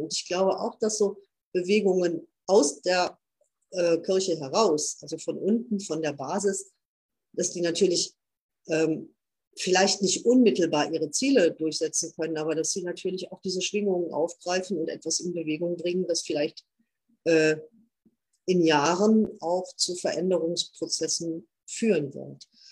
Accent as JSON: {"language": "German", "area": "Münsterland", "region": "North Rhine-Westphalia", "country": "Germany", "said": "hier bei uns im Münsterland"}